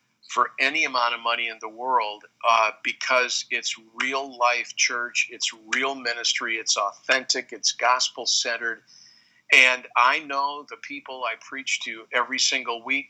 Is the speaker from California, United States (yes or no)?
no; Wheaton, Illinois, United States; I grew up in Wheaton, Illinois, the holy city, the Vatican II